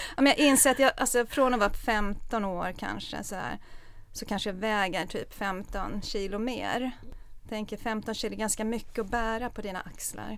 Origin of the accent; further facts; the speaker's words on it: Stockholm, Stockholm County, Sweden; Jag är uppvuxen i Stockholm